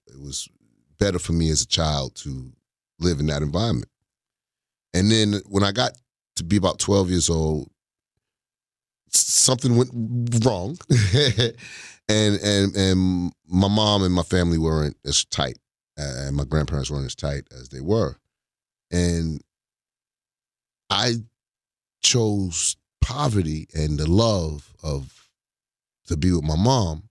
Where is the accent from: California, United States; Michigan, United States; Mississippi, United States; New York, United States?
New York, United States; New York City; I grew up in Queens, New York.